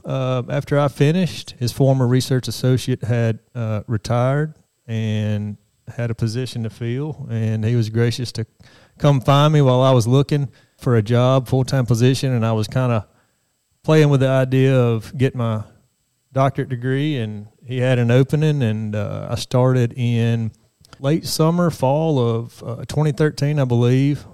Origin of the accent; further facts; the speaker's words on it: Brookhaven, Mississippi, United States; I grew up in South Mississippi. Uh, Brookhaven is my hometown